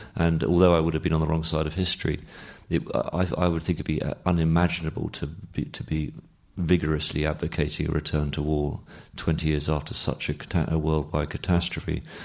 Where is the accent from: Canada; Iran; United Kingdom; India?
United Kingdom; London; I'm myself half Australian, half English, and I grew up in London